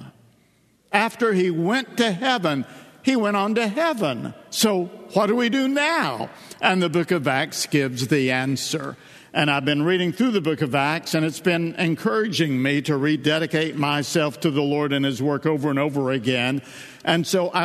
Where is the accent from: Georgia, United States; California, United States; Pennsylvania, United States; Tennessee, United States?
Tennessee, United States; Northeast; accent: East Tennessee dialect; I'm from East Tennessee, Northeast Tennessee. I'm a hillbilly. I grew up where God made the sun shine and we made the moon shine